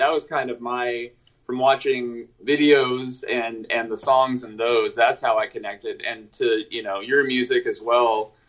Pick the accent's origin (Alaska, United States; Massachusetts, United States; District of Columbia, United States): Alaska, United States; Anchorage; I grew up in Anchorage, Alaska, so there wasn't a lot of like bands coming up there as much.